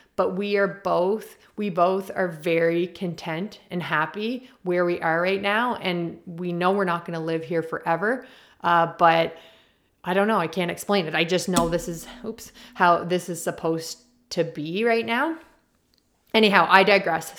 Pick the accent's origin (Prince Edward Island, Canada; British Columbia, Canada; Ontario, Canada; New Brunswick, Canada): Prince Edward Island, Canada; I'm from Prince Edward Island and we're known for our potatoes